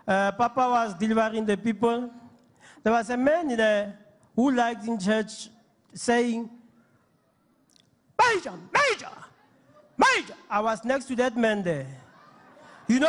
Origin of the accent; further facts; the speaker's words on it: Ventersdorp, North West, South Africa; I'm coming from Ventersdorp